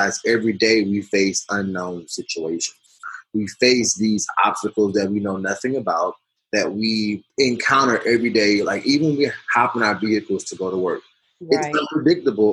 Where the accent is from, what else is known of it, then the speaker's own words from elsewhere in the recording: United States; myself included as an American